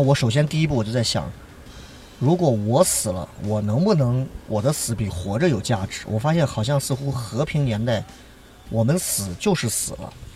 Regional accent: Shaanxi, China; 我们陕西一句方言叫练得很

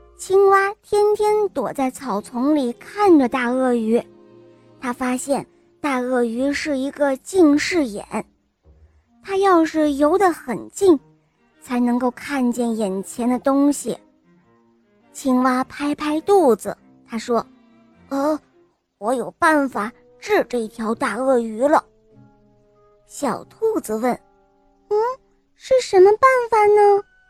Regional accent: Dalian, Liaoning, China; 我来自大连

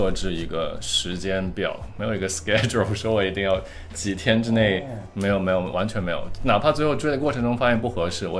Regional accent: Shanghai, China; 我是上海人。

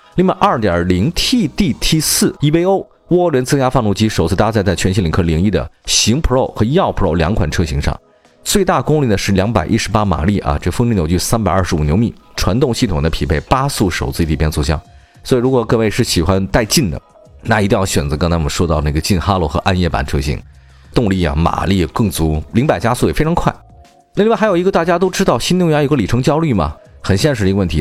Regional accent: China; 我们中国人

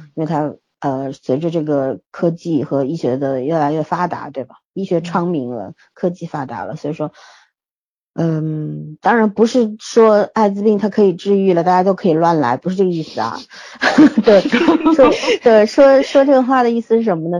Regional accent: China; 我们中国人

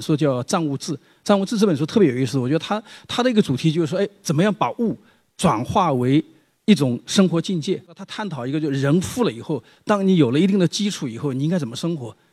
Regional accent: China; moved away; 我自己的童年时代和那个少年时代都生长在那个书行一带

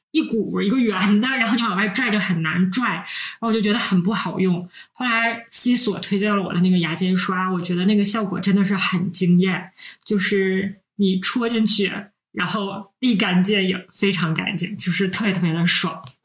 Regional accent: Northeast China, China; 我们是三个来自东北的 Ladies

